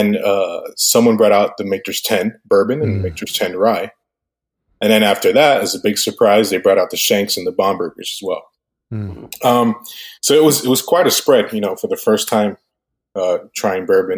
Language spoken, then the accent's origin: English; Westchester, Florida, United States; born or raised there; also born or lived in Cuba